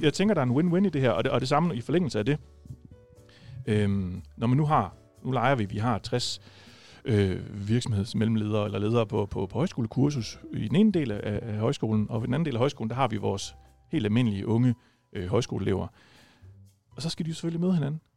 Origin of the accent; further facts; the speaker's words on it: Rødding, Southern Denmark, Denmark; jeg er jo fra Rødding, og ikke fra Gram